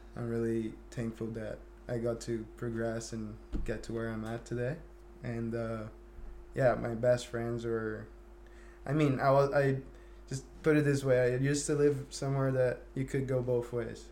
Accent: Guarujá, São Paulo, Brazil; English is a second language; moved away as an adult; I grew up in a Thai community back in Guarujá, São Paulo

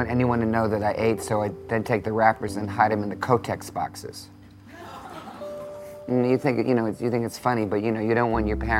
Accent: New Orleans, Louisiana, United States; When I was growing up in New Orleans, Louisiana.

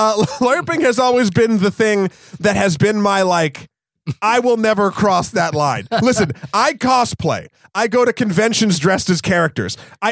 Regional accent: New Hampshire, United States; I'm from New Hampshire.

